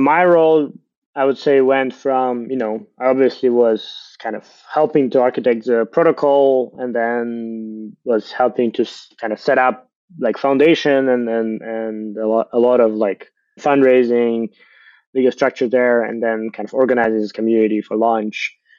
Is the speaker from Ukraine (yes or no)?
yes; Ukraine; I'm from Ukraine.